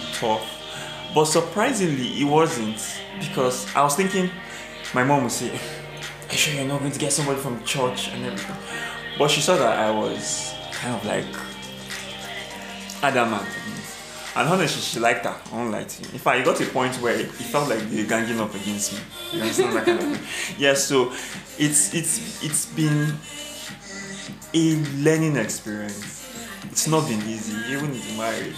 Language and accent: English; Kaduna State, Nigeria; I'm from Kaduna State, my mom is from Edo State.